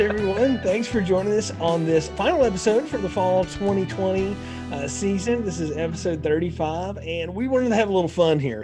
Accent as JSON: {"language": "English", "region": "North Alabama", "country": "United States", "tie": "born or raised there", "said": "I grew up in North Alabama"}